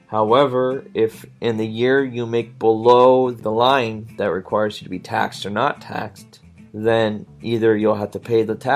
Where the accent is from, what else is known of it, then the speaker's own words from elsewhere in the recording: Washington, United States; So my state, I'm from Washington state